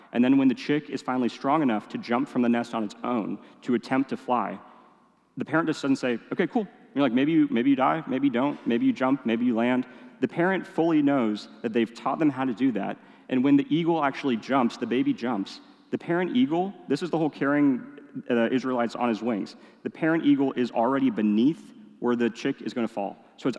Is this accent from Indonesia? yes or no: yes; Indonesia; I am a city boy through and through. Yes, I grew up in Indonesia. Even then, it kind of felt like city boy. Weird mix of being in the jungle and living in a big city.